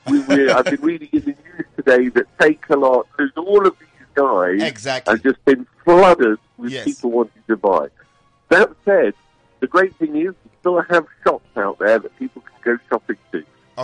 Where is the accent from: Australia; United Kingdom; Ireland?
United Kingdom; moved away; As you can probably tell, my accent isn't a local one.